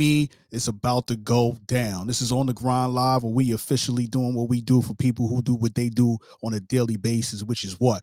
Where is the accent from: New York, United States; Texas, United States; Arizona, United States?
New York, United States; New York City; now in Jacksonville, United States; I'm from Brooklyn